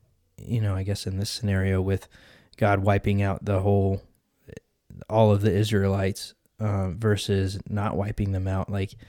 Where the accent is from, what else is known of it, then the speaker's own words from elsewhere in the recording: United States; I'm American, man.